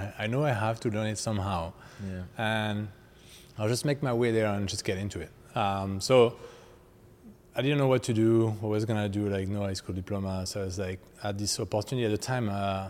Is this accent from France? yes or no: yes; foothills of the Massif Central, southwest France, France; English is a second language; moved away as an adult; now in Canada; I grew up in southwest of France.